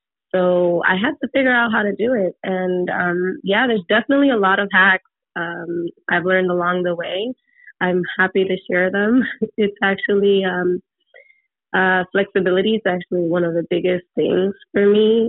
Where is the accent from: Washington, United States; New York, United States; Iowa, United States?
New York, United States; New York City; I come from the Bronx, and my family's from the Dominican Republic